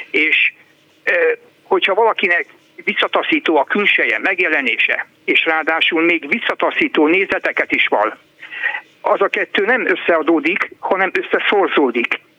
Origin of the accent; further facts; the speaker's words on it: Hungary; Nem jó dolog ma külföldön azzal hencegni, hogy magyar vagyok